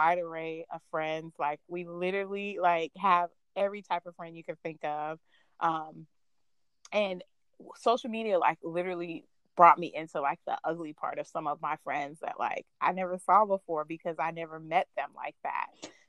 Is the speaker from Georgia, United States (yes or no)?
yes; Augusta, Georgia, United States; born there; But at the same time, I'm Hispanic, but I was born in Augusta, Georgia. I'm also a military brat, so I've been everywhere.